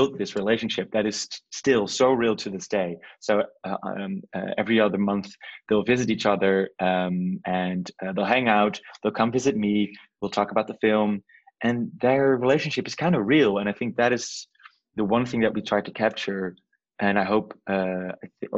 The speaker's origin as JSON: {"language": "English", "town": "Nijmegen", "region": "Gelderland", "country": "Netherlands", "tie": "born or raised there", "said": "The town is called Nijmegen. It's kind of like a mediocre small city in the east side of the country"}